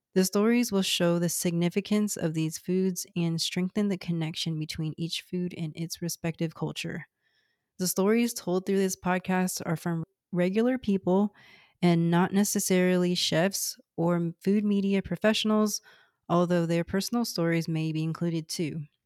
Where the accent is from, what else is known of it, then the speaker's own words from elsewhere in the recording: Houston, Texas, United States; first language Cantonese; English is a second language; I'm from Houston, Texas, one of the most ethnically and racially diverse places in the world